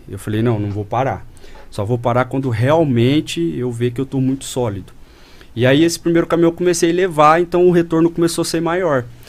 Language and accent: Portuguese; Campinas, São Paulo, Brazil; also born or lived in Borda da Mata, Minas Gerais / Monte Mor, São Paulo; nascido e criado em Campinas. Aham. Uhum. Morei um intervalo em Minas, Borda da Mata, e depois mudei para Montemor